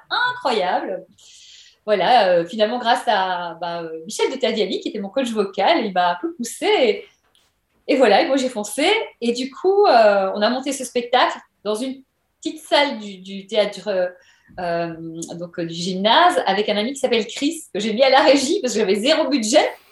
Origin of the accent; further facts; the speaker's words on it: Belgium; moved away as an adult; now in Paris, France; venant de Belgique.